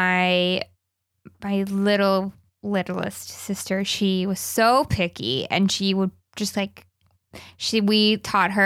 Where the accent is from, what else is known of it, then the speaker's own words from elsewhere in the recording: the South, United States; moved away; I'm from the South and we put meat in everything, including vegetables